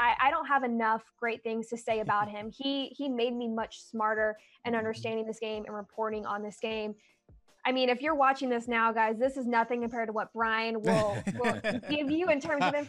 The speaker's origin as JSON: {"language": "English", "town": "Dallas", "region": "Texas", "country": "United States", "tie": "born or raised there", "also_born_or_lived": "Plano / Missouri", "said": "And then I came back here, back to my hometown, Dallas"}